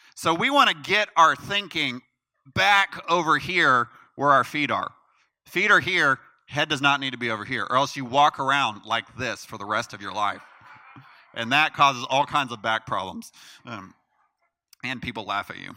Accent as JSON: {"language": "English", "country": "United States", "said": "as an American citizen"}